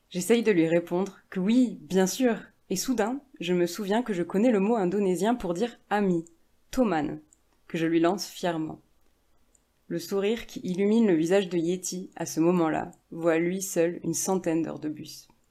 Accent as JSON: {"language": "French", "country": "France", "said": "moi, qui suis française."}